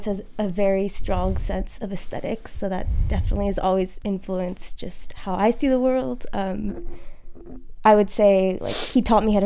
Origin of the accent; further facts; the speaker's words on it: Salem, Oregon, United States; also born or lived in Ohio / New York; I grew up in Salem with Morgan